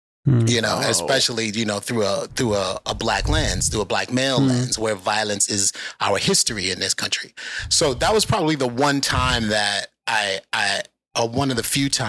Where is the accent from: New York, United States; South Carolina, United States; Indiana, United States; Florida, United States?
New York, United States; New York City; I'm from the Bronx. I grew up in the South Bronx.